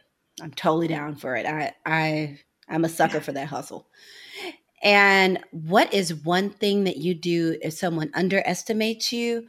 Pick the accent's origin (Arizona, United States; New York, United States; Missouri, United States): Missouri, United States; St. Louis; even though I'm from St. Louis, I'm from the suburbs.